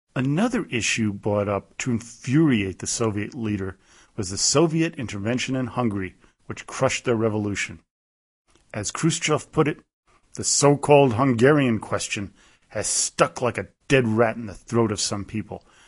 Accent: New York City, New York, United States; where I grew up in Manhattan

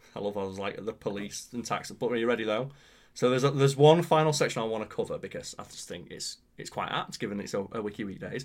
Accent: Pontefract, Yorkshire and the Humber, United Kingdom; Pontefract, my hometown

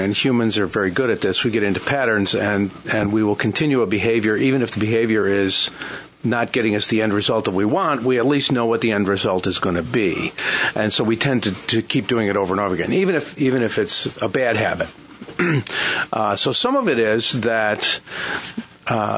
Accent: Niagara Falls, New York, United States; now in Chester County, United States; I grew up right around Love Canal

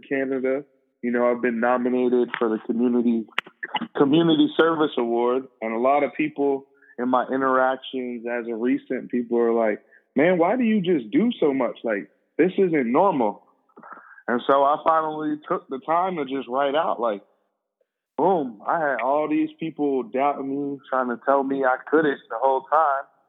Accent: Philadelphia, Pennsylvania, United States; I'm from Philly. You know, I started playing football and everything in Philly, football and basketball in Philly

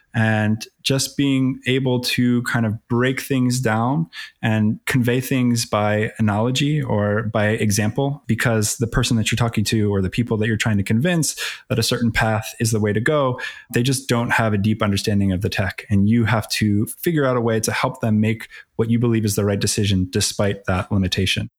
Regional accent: Philadelphia, Pennsylvania, United States; also born or lived in Atlanta; Born and raised in Philly, as they say, or the, the suburbs of Philly.

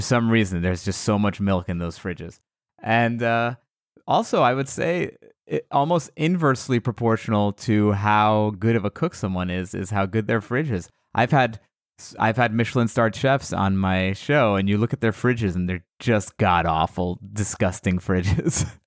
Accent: United States; I was born in America, but my my family is all from Iran

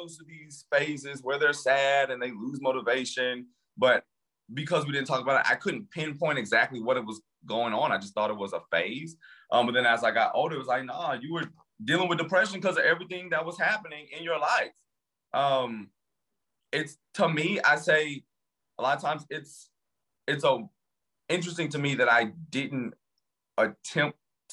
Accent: Louisiana, United States; moved away as an adult; also born or lived in New York City; now in Washington, DC, United States; I'm from Louisiana, but I lived in New York City for the last 8 years and now I live in DC.

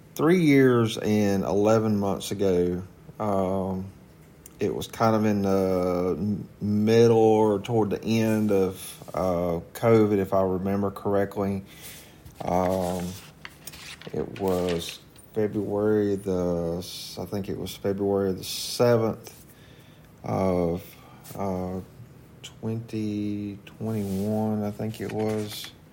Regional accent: Walkertown, North Carolina, United States; also born or lived in Rural Hall, North Carolina; I grew up in Walkertown volunteering for the Walkertown Fire Department at the age of 14

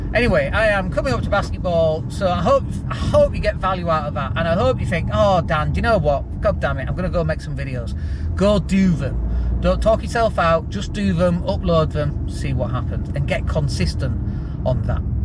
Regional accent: Yorkshire and the Humber, United Kingdom; accent: Yorkshire; also born or lived in Leeds; I lived up in Leeds and I'd go down to London and I used to be really embarrassed about my Yorkshire accent.

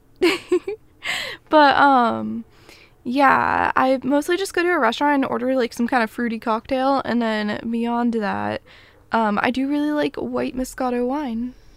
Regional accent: United States; I'm a American

